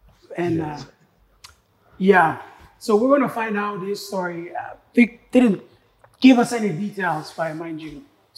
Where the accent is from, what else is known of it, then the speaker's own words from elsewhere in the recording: Lae, Morobe, Papua New Guinea; I grew up in Lae, born and raised.